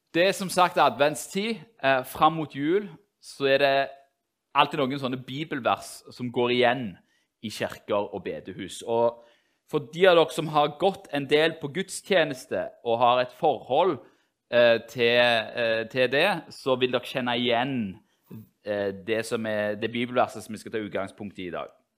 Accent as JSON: {"language": "Norwegian", "country": "Norway", "tie": "born or raised there", "said": "de som er oppvokst i Norge, i hvert fall sånne som meg"}